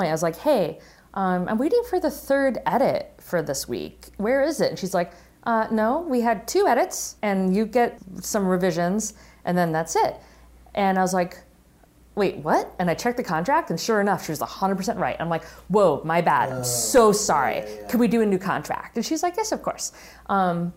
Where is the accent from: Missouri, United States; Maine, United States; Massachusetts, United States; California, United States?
Massachusetts, United States; Western; I'd be shooting a feature film in my hometown